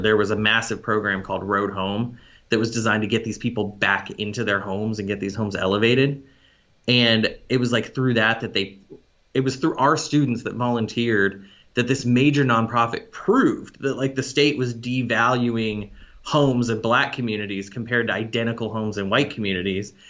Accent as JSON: {"language": "English", "town": "Arlington", "region": "Texas", "country": "United States", "also_born_or_lived": "Boston", "moved": "yes", "said": "I'm from Arlington, Texas."}